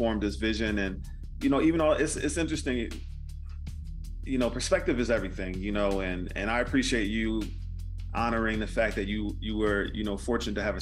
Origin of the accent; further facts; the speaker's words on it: Philadelphia, Pennsylvania, United States; growing up in Philly, as we both did